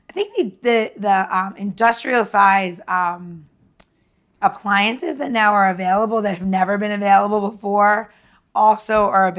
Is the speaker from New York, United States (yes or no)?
yes; New York, United States; I'm from New York